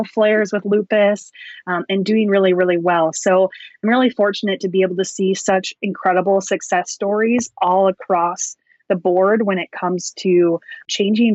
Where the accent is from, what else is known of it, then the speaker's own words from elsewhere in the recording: Wisconsin, United States; I grew up in Wisconsin, which is the dairy state, and dairy is huge here